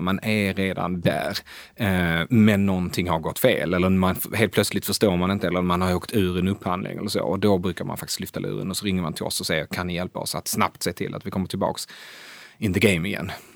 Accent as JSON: {"language": "Swedish", "country": "Sweden", "also_born_or_lived": "Asia", "moved": "as an adult", "lives_now": "Stockholm, Sweden", "said": "vara svensk i Asien"}